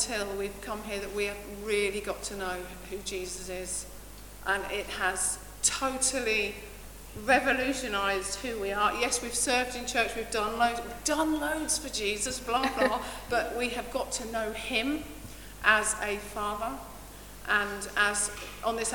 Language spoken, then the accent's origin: English; Essex, East of England, United Kingdom; moved away as an adult; now in Gainsborough, United Kingdom; we moved up here from Essex, sorry about the accent